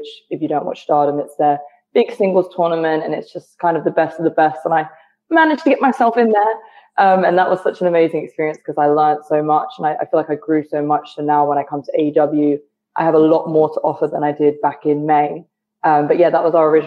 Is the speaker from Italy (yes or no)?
no; United Kingdom; moved away as an adult; now in United States; I'm from the UK. If you couldn't tell by the accent, I'm from the UK